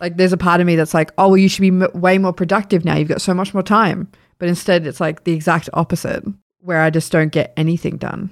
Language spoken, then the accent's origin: English; Sydney, New South Wales, Australia; moved away; we're from Sydney and we know, like, our families are in New South Wales